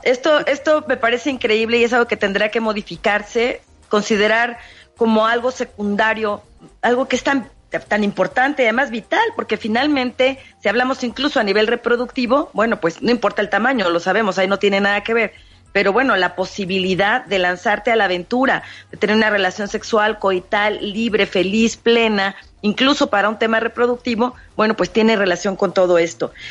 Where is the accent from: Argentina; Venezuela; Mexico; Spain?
Mexico; nuestra tradición como mexicanos